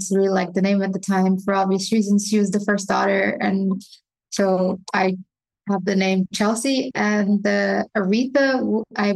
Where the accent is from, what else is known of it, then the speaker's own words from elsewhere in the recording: Georgetown, Guyana; also born or lived in Brooklyn, New York; my parents and my siblings, we all grew up in Guyana. And so for me, home will always be Guyana.